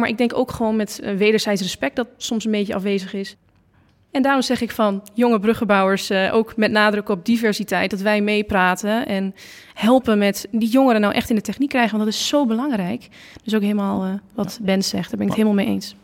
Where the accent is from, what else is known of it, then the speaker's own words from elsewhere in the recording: Losser, Overijssel, Netherlands; also born or lived in Enschede; ik kom uit Losser